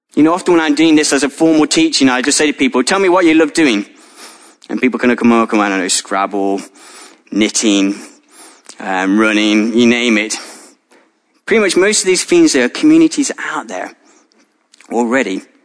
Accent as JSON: {"language": "English", "country": "United Kingdom", "said": "ethnically I'm a, a British, white British follower of Jesus"}